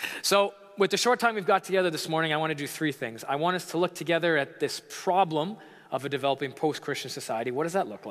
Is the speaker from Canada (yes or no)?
yes; Toronto, Ontario, Canada; first language English; moved away as an adult; now in Montreal, Canada; I'm actually an Anglophone. It's my confession. I grew up in Toronto